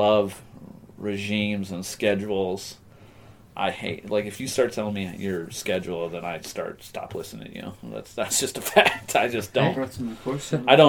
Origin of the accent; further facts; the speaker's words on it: Wisconsin, United States; moved away as an adult; also born or lived in Michigan / Texas; I grew up in Wisconsin.